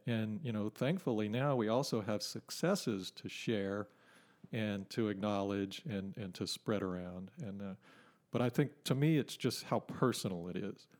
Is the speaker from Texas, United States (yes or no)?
yes; Port Neches, Texas, United States; also born or lived in California; I grew up in Port Neches and spent a bunch of time on the river